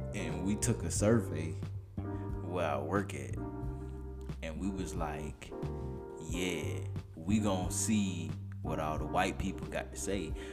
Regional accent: Alabama, United States; I'm from Alabama

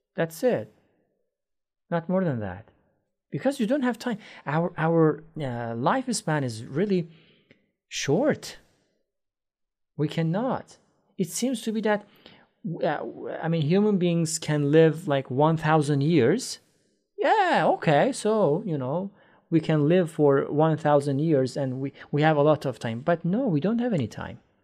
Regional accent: Iran; English is a second language; now in Istanbul, Turkey; I am originally from Iran, but I live in Istanbul, Turkey.

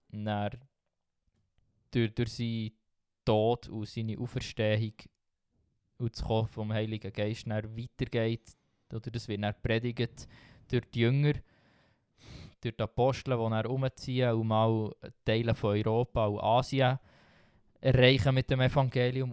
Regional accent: Switzerland; als Schweizer oder als Westler

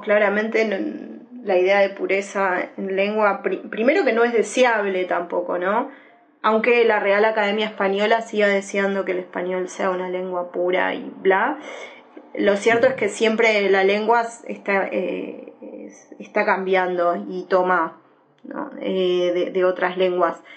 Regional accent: Argentina; nací en Argentina

